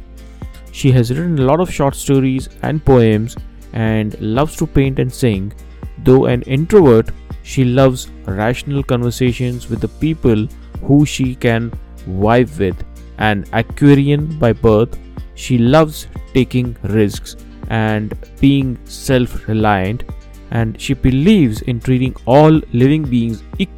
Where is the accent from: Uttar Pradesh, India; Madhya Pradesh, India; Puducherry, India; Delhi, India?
Delhi, India; I'm a Delhi, I have been a Delhiite for very long